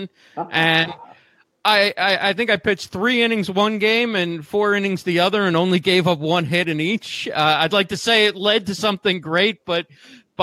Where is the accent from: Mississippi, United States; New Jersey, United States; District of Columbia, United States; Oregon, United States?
New Jersey, United States; Westfield; I grew up in New Jersey in Westfield